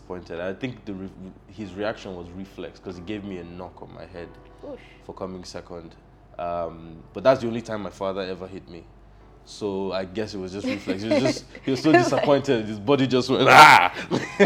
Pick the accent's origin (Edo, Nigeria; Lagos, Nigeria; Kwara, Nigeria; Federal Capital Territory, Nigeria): Lagos, Nigeria; also born or lived in Akwa Ibom State; I was born in Lagos. I'm from Akwa Ibom State.